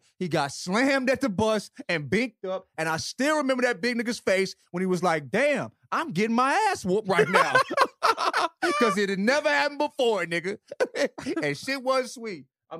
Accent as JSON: {"language": "English", "region": "the South", "country": "United States", "tie": "born or raised there", "said": "I grew up in the South."}